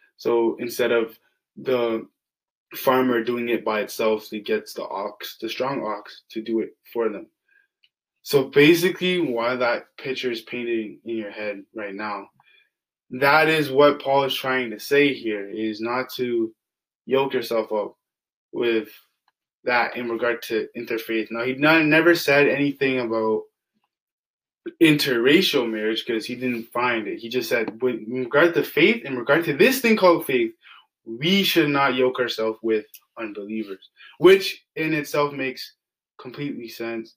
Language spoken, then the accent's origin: English; Ajax, Ontario, Canada; I grew up in Ajax, Ontario, which is a predominantly white area.